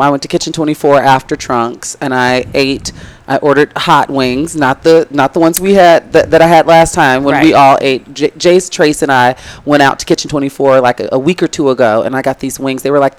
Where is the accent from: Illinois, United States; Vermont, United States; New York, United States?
Illinois, United States; Chicago; as a Chicagoan